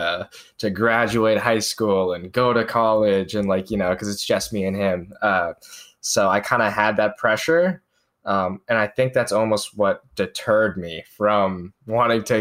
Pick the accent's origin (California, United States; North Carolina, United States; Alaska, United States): North Carolina, United States; near Charlotte; I grew up in North Carolina. I guess most familiar to most people would be Charlotte, North Carolina, which is the city there that I was closest